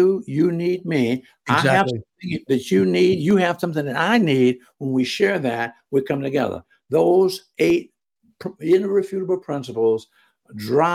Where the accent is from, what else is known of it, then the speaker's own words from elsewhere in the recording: Jacksonville, Florida, United States; I was from Florida